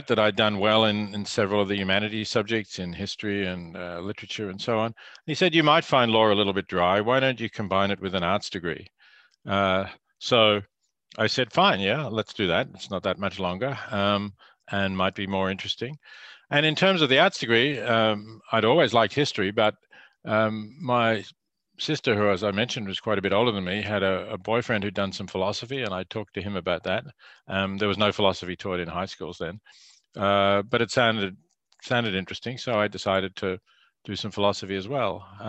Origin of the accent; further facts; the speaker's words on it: Melbourne, Victoria, Australia; I grew up in Melbourne